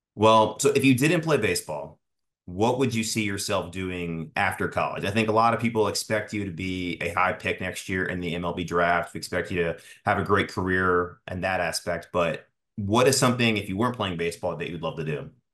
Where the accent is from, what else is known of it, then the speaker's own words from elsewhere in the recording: Tampa, Florida, United States; I'm from Tampa myself. I live here